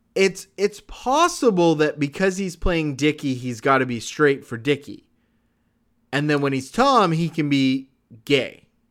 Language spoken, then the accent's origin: English; Canada; as a Canadian